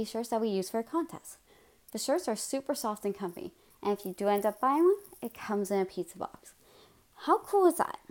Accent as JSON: {"language": "English", "town": "Amherstburg", "region": "Ontario", "country": "Canada", "tie": "born or raised there", "said": "I'm from Alden Center. That's a suburb of Amherstburg that borders Harrow, Colchester, and McGregor. Needless to say, I've lived around small municipalities my entire life."}